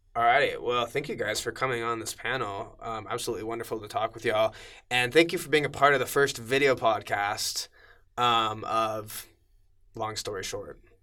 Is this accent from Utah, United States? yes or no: yes; Cedar Hills, Utah, United States; I grew up in Cedar Hills in the Alpine.